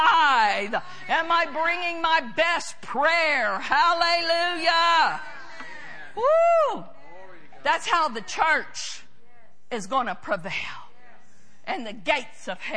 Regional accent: United States; I'm an American

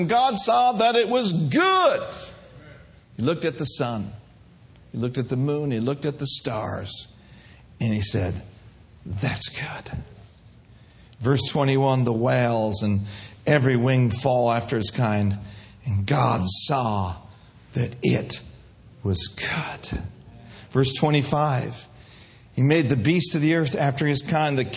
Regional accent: Minneapolis, Minnesota, United States; moved away; I grew up in the north. I grew up in Minneapolis, Minnesota.

